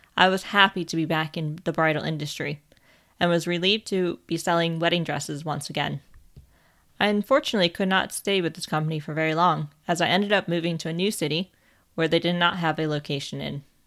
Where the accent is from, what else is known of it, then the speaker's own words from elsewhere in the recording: United States; moved away as an adult; now in England, United Kingdom; I was born in America and lived there for over twenty-four years